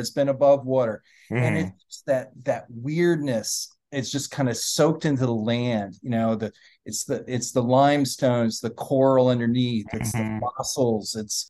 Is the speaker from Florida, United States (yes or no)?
yes; Florida, United States; also born or lived in Miami, Florida / England; I'm one of those rare native Floridians, and I've lived in various parts of the state for almost all my life, except for 1 year where I was in England. But yeah, I'm dyed-in-the-wool Floridian, apparently.